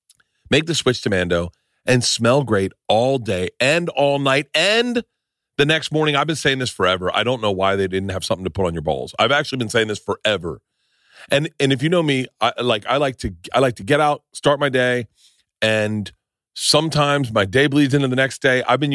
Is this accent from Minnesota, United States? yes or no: no; Tampa, Florida, United States; I'm a big Bucks fan. I grew up in Tampa.